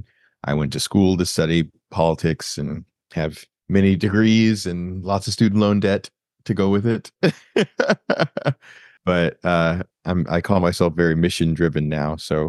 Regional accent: Florida, United States; I am originally from Florida, but now I live in the DC metro area in Maryland and work in DC as a lobbyist.

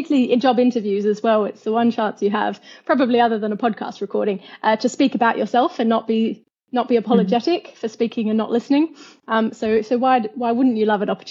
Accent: Perth, Western Australia, Australia; accent: Australian; moved away as an adult; now in London, United Kingdom; I come from Perth, which is known as the most isolated city in the world

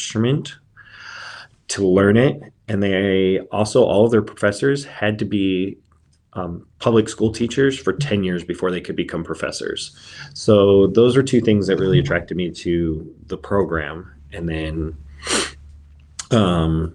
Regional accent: Southern California, United States; moved away as an adult; also born or lived in Sherman County, Oregon; now in Oregon, United States; I was born and raised in Southern California

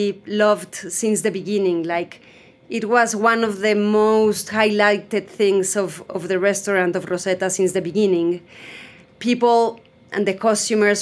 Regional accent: Mexico City, Mexico; I'm Mexican from Mexico City. I have lived in Mexico City almost all my life.

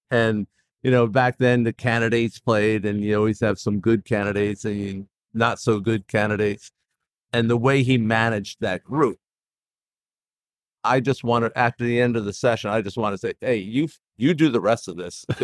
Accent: New York, United States; moved away; Well, here I am. I'm a transplant from New York. Uh, moved here in '87, and so Wilmington, New really Wilmington, Newark are those two areas.

